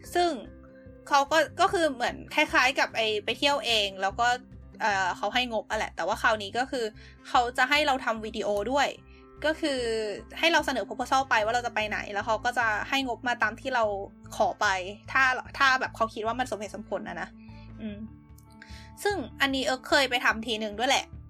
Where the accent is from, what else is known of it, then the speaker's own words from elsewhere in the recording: Thailand; first language Thai; moved away as an adult; now in Sendai, Japan; ก็คืออังกฤษกับภาษาบ้านเกิดก็คือของเราก็เป็นไทย